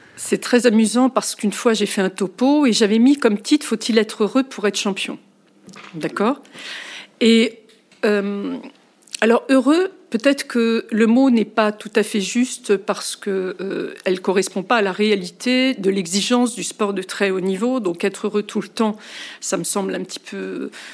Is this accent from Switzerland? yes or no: no; France; chez nous, en France